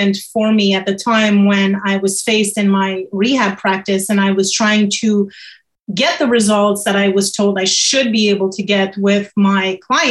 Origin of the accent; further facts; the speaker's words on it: Montreal, Quebec, Canada; also born or lived in France; I'm born in Montreal, Canada. I actually have both nationalities. I'm French from France